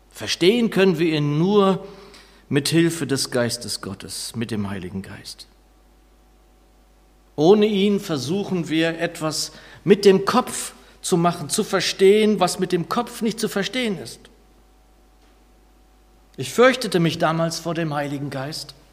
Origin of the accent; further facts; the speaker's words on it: Northern Germany, Germany; da mir das als Norddeutscher ohnehin wenig bis nichts bedeutet